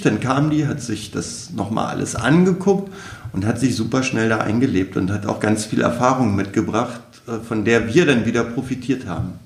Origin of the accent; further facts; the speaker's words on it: Wolfenbüttel, Lower Saxony, Germany; also born or lived in Celle; Ich komme ja ursprünglich aus Wolfenbüttel